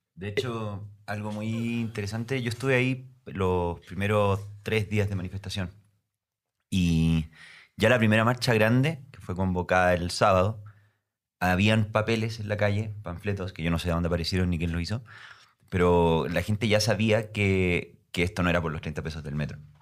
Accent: Concepción, Biobío, Chile; now in Santiago, Chile; soy de Concepción, Chile, una ciudad más o menos al

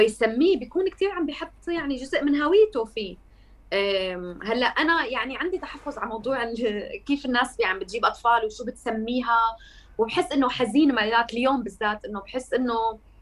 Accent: Masyaf, Hama Governorate, Syria; born or raised there; moved away as an adult; also born or lived in Damascus / Turkey; now in Germany

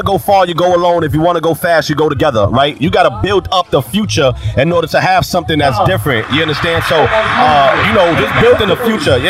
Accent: New York City, New York, United States; I'm from the Boogie Down Bronx, New York, where hip-hop got started from.

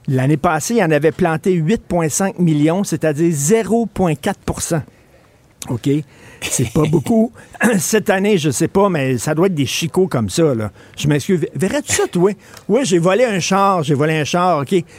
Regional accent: Quebec, Canada; first language French; chez nous au Québec

